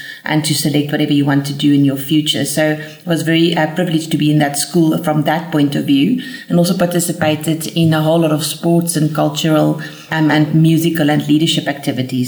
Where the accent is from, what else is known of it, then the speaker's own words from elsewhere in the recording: Bloemfontein, Free State, South Africa; also born or lived in United States; So I was born in Bloemfontein, and apart from a short period where we lived in the United States, where my father participated in some studies, we lived in Bloemfontein all our life